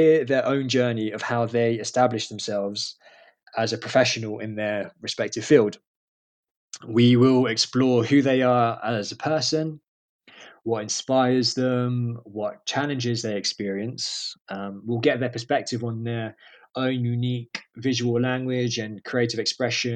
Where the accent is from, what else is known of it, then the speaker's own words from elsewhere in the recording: London, United Kingdom; I am originally from London. I was born and raised there in a borough called Camden